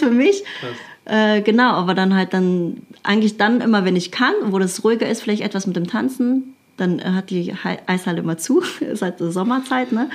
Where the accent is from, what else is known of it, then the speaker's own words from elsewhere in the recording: Krefeld, North Rhine-Westphalia, Germany; irgendwann bin ich äh, in so einem Jugendzentrum gelandet bei uns in Krefeld